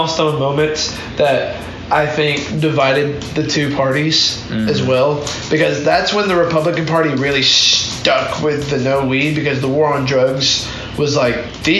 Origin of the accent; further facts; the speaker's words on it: Alabama, United States; moved away; I'm actually from Alabama